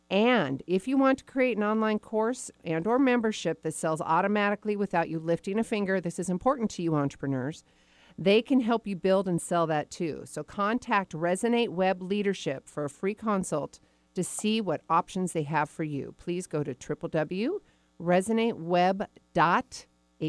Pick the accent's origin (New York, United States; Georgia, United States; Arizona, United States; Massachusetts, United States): Arizona, United States; born there; Well, you know, I was born in Arizona.